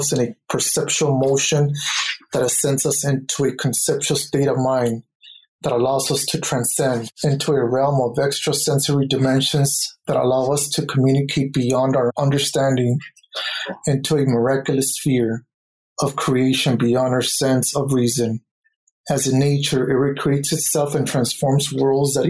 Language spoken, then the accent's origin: English; Los Angeles, California, United States; I am from East Los Angeles